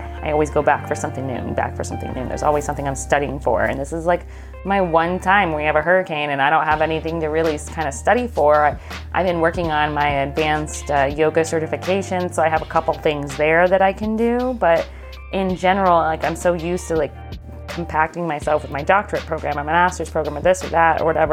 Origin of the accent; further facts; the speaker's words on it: Florida, United States; I grew up in Florida